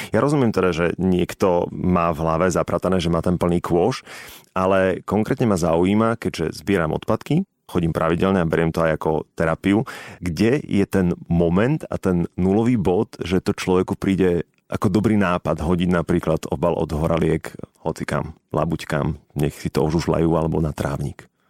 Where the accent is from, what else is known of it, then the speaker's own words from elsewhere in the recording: Bratislava, Bratislava Region, Slovakia; Som ten chlapec z Petržalky